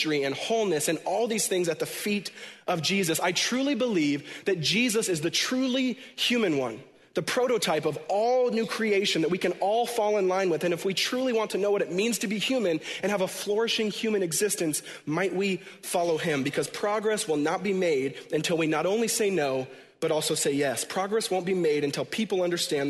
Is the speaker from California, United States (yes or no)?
no; Washington, United States; home where I was born and raised in Washington State